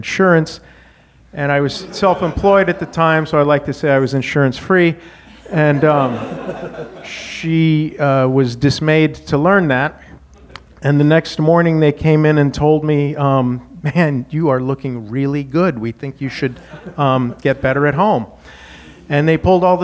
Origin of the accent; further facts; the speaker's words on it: Wyoming, United States; moved away as an adult; Now, I grew up in Wyoming, learned how to fight.